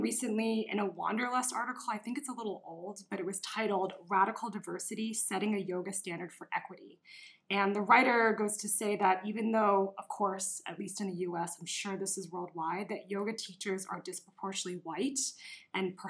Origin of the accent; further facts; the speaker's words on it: New York, United States; I'm from New York